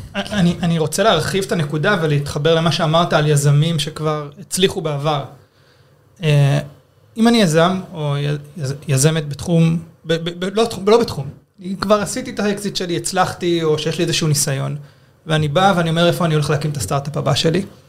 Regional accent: Israel

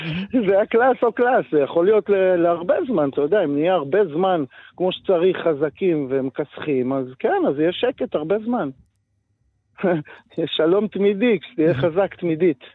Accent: Metula, Northern District, Israel; moved away as an adult; also born or lived in Tel Aviv; גדלתי במטולה

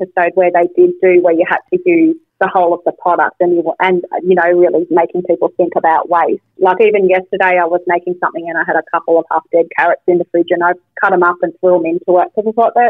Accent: Wynyard, Tasmania, Australia; where we grew up in Tassie, like up the northwest coast in Wynyard

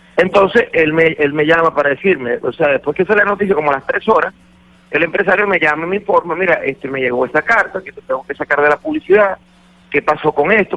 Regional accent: Venezuela; Soy el artista venezolano con más número uno en la cartelera nacional de Venezuela

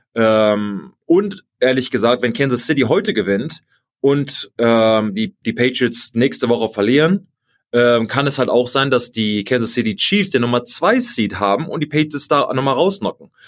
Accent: Germany; Germany. Und ich sag, gut, ich auch

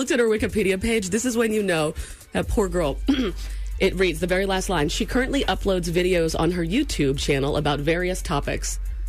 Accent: Maine, United States; This is my home state, first off.

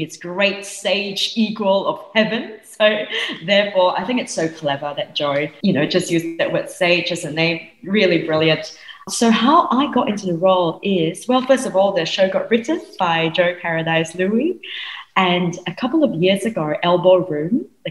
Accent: Singapore; I grew up in Singapore.

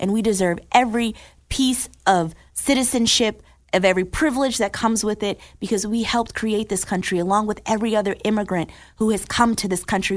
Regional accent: Newark, New Jersey, United States; I'm from Newark, New Jersey

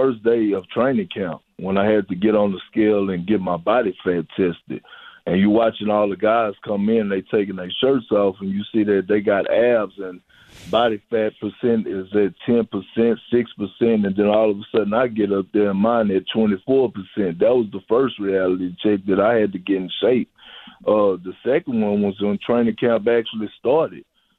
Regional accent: Texas, United States; now in Boston, United States; when I say culture change, when I came from Texas to Boston, they would think that, oh, you was coming from the South with Southern hospitality

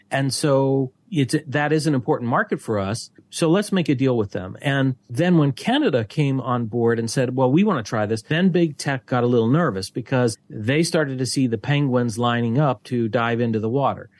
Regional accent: Pittsburgh, Pennsylvania, United States; moved away as an adult; now in Malaysia; back in my hometown, the Pittsburgh Post Gazette

